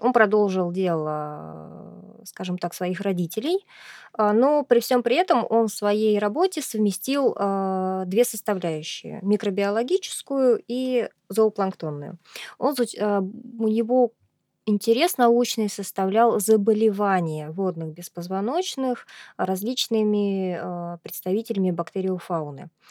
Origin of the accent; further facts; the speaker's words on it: Astrakhan, Astrakhan Oblast, Russia; я являюсь коренной астраханкой, и выросла, родилась и выучилась я здесь